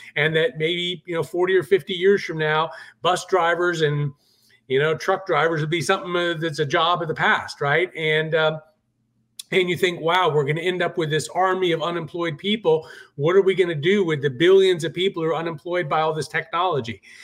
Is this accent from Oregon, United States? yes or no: no; Charleston, South Carolina, United States; here in my hometown of Charleston, South Carolina